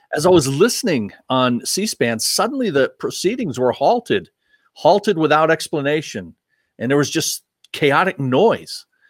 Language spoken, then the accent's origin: English; United States; as an American